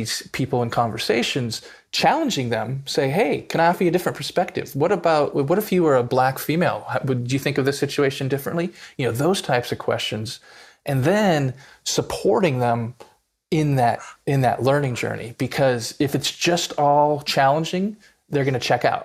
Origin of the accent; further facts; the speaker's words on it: Southern California, United States; I grew up in Southern California in the 80s and 90s as a white kid, lower middle class.